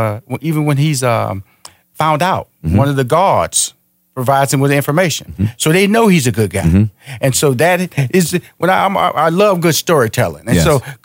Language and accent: English; Texas, United States; I'm from Texas, so I can talk like that.